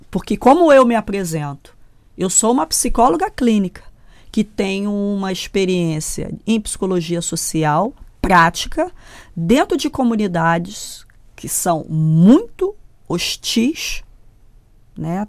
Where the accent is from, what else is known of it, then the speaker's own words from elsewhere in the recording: Brazil; eu, no Brasil, tá? Eu não sou americana, não fui hum. formada nos Estados Unidos